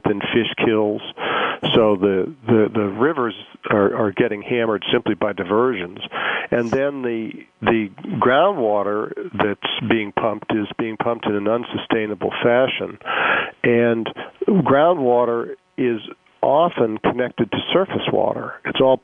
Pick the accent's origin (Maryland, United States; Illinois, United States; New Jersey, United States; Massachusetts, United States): Massachusetts, United States; Boston; Boston, which is my hometown